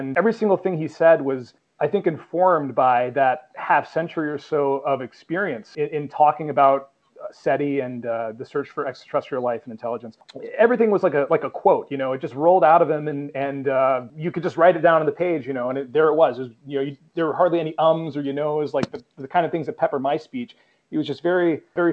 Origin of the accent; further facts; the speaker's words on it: New York City, New York, United States; my hometown, my little neighborhood of Astoria, Queens